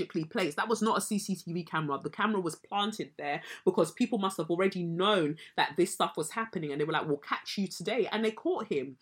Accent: United Kingdom; we as the British public

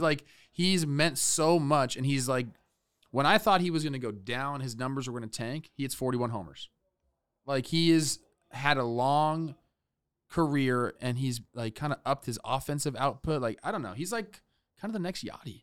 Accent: Los Angeles, California, United States; I'm from Los Angeles, okay? I was two years old when this was going

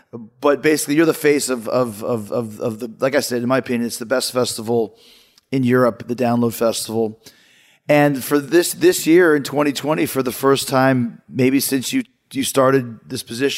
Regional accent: Winnipeg, Manitoba, Canada; growing up in Winnipeg, 87, 88

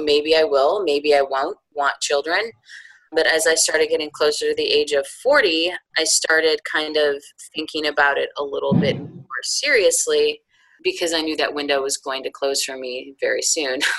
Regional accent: outside of Chicago, Illinois, United States; moved away as an adult; also born or lived in upstate New York; now in North Carolina, United States; I was born in upstate New York and spent my formative years outside of Chicago. And I came south for college and never left. So I've been in North Carolina for almost 20 years.

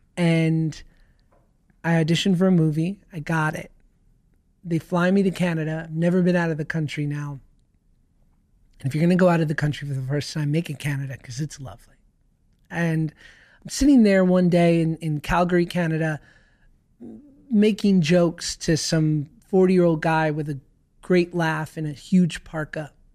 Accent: New York City, New York, United States; I grew up in New York

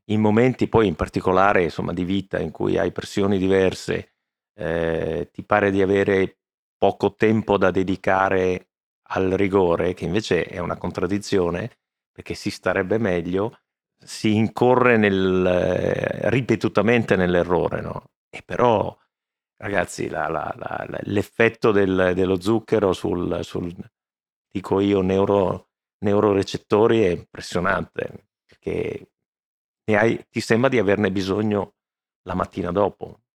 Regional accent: Veneto, Italy; sono veneto

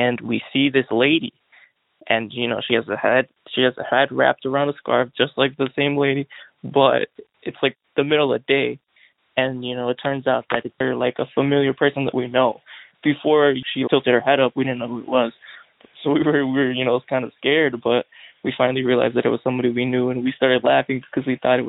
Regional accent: Illinois, United States; I'm from Illinois

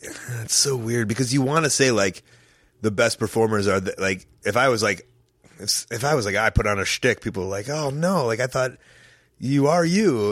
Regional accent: Chicago, Illinois, United States; I'm from Chicago

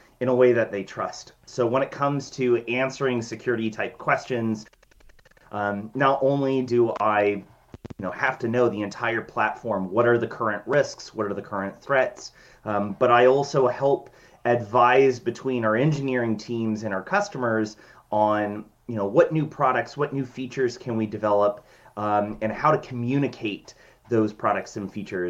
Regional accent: Washington, United States; I have been born and raised in Washington State

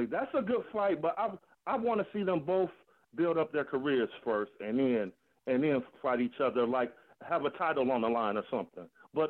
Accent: Detroit, Michigan, United States; moved away as an adult; now in Toledo, United States; I was born in Toledo and raised in Detroit. Been living in Toledo since 2011.

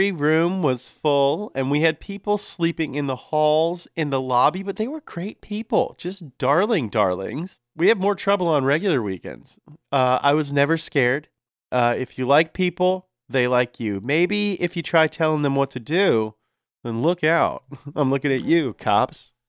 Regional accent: Hollister, California, United States; accent: Hollister California accent; oh, me? I'm from Hollister, California.

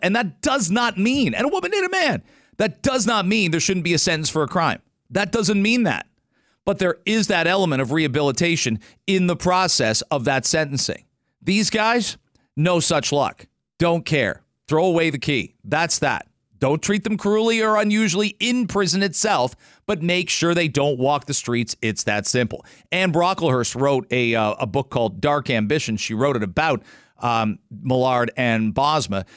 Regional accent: London, Ontario, Canada; now in Toronto, Canada; my hometown's in London

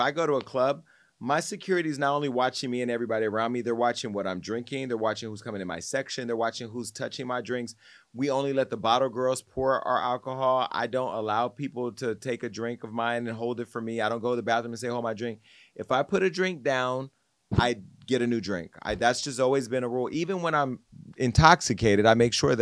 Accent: Stockton, California, United States; I'm from Stockton, where Jeremy's from

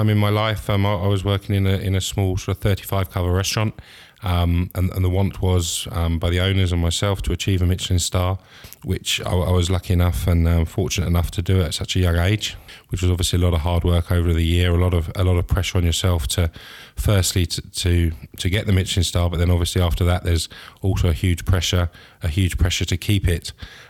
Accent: Reigate, South East England, United Kingdom; now in Scotland; No, I'm from Reigate. It's in Surrey, just outside London. So just down the road.

